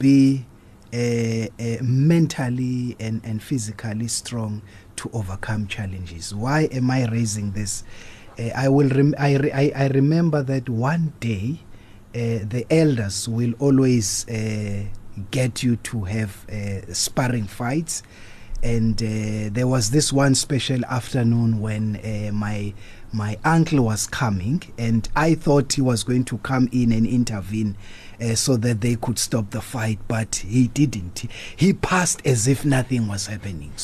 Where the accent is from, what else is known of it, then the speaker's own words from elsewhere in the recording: Durban, KwaZulu-Natal, South Africa; 70s when I was growing up at Chesterville. I grew up